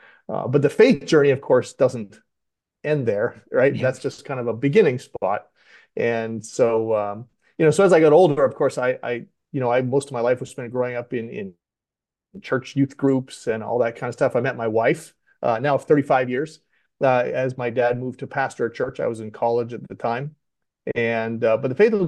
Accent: Western Canada, Canada; now in Delaware, United States; I'm actually not native to Delaware. I grew up in Western Canada

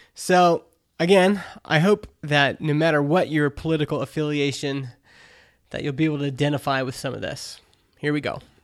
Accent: Canada; I'm Canadian

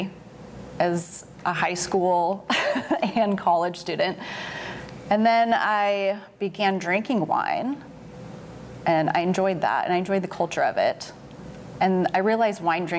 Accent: Eugene, Oregon, United States; I was born in Eugene, Oregon, and my sister-in-law now was running a coffee shop. So in high school, I started working there

